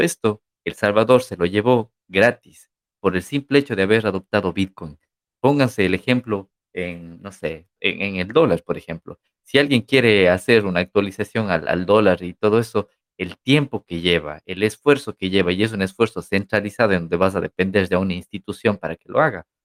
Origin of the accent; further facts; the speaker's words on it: Ecuador; now in Barcelona, Spain; somos de Ecuador